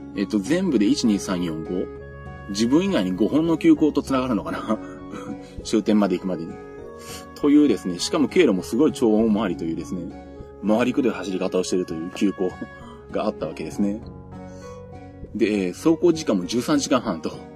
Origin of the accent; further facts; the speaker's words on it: Nagoya, Aichi, Japan; 私地元は名古屋なんで